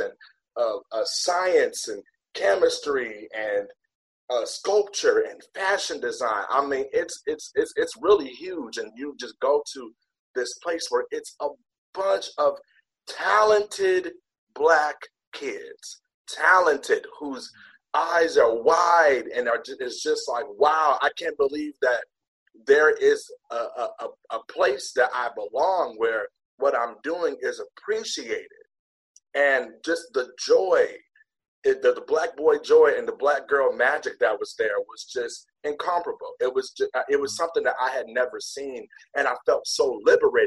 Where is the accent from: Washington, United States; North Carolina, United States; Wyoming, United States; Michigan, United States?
Michigan, United States; Detroit; moved away as an adult; now in Irvine, United States; I was in Detroit, of course, that's where I'm from